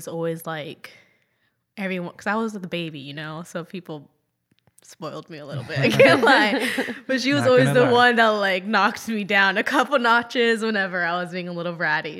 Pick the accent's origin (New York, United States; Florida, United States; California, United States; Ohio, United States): Florida, United States; Jacksonville; also born or lived in Sicily, Italy; I was born in Jacksonville Beach, Florida.